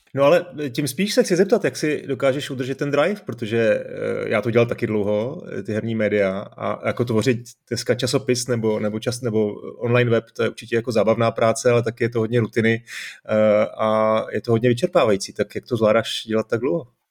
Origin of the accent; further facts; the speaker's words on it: Czechia; tady u nás v Čechách